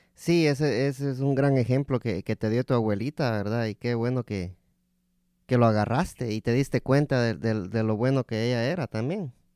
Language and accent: Spanish; Guatemala; moved away; also born or lived in El Salvador; mi papá es de Guatemala, pero yo nací en Guatemala